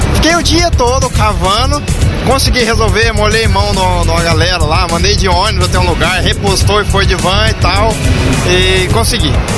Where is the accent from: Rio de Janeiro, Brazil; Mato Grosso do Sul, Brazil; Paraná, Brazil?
Paraná, Brazil; Londrina; eu sou de Londrina